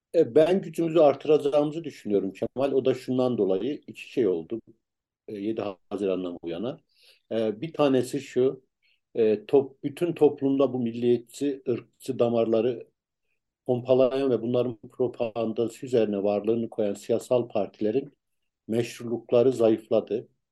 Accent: Ankara, Turkey; ben Tuzu Çayırlıyım.

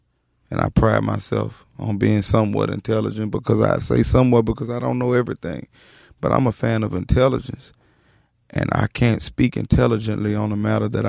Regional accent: Baton Rouge, Louisiana, United States; also born or lived in New Orleans; I was born in New Orleans, but New Orleans. I grew up in Baton Rouge.

